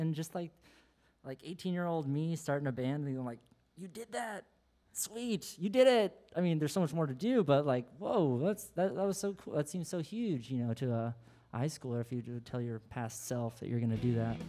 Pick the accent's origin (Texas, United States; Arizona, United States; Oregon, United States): Oregon, United States; born or raised there